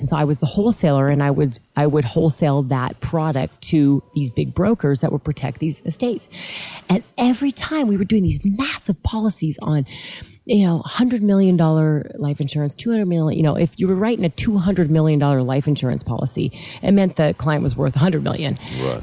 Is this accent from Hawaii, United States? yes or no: no; Lancaster, California, United States; I'm from Southern California. I grew up in a little tiny city called Lancaster, mm, California